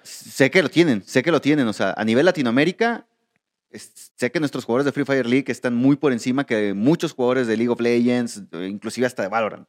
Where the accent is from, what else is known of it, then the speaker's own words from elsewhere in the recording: Mexico; nosotros tú y yo somos mexicanos